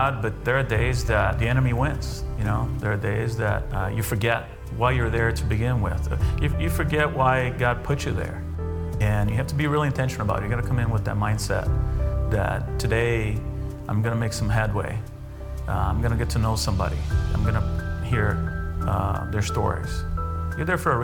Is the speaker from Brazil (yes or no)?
yes; Brazil; now in United States; I'm originally from Brazil